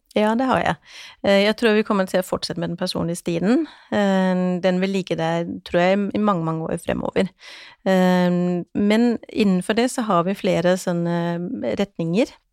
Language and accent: Norwegian; Denmark; now in Norway; Jeg er jo dansk